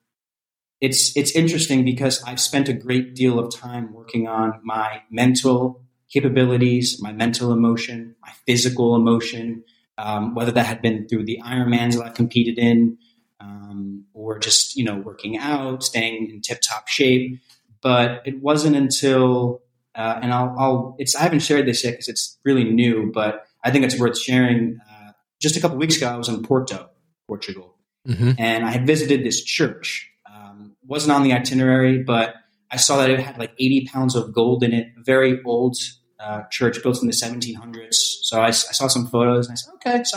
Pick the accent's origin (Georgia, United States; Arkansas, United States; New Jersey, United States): New Jersey, United States; moved away; Parkside is the development that I grew up in New Jersey, and my parents still live